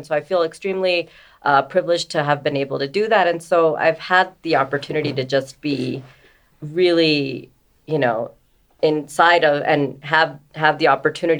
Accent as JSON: {"language": "English", "area": "outside Princeton", "region": "central New Jersey", "country": "United States", "tie": "born or raised there", "also_born_or_lived": "Texas", "moved": "as an adult", "lives_now": "Boulder, United States", "said": "American Muslim woman. And I would say I'm visibly Muslim because I wear hijab. Mm-hmm. And I was born in Texas in the late 1970s. And then I was there till I was about 7. And then my family moved to New Jersey. And I grew up in central New Jersey in a small town outside of Princeton."}